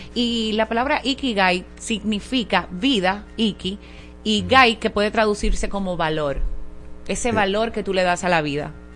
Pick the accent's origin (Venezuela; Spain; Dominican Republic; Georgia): Dominican Republic; Higüey, La Altagracia; now in Santo Domingo, Dominican Republic; Yo me crié en Higüey, la provincia de Altagracia